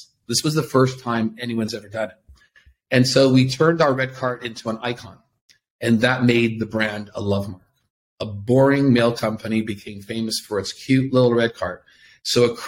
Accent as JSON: {"language": "English", "town": "Toronto", "region": "Ontario", "country": "Canada", "moved": "yes", "lives_now": "Tel Aviv, Israel", "said": "I'm from Toronto, Canada, and now live here in Tel Aviv"}